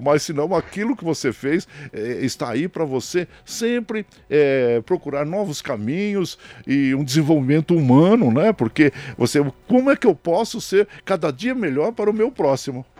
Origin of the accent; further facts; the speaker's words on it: São Bernardo do Campo, São Paulo, Brazil; also born or lived in Tapiraí; eu nasci em São Bernardo e do Campo, né? São Bernardo do Campo